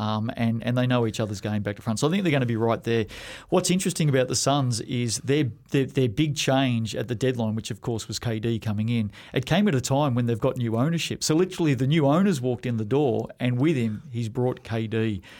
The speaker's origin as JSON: {"language": "English", "country": "Australia", "tie": "born or raised there", "moved": "yes", "lives_now": "New Zealand", "said": "growing up in Australia"}